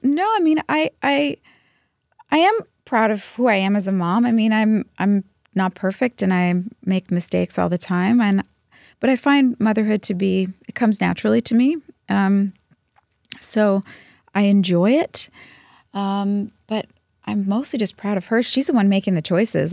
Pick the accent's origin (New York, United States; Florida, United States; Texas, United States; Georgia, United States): Texas, United States; Dallas; moved away; also born or lived in New Jersey; I grew up in Dallas until I went to New Jersey